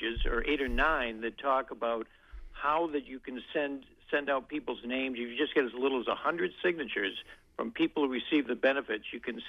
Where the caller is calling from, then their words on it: Bangor, Maine, United States; Caller from Bangor.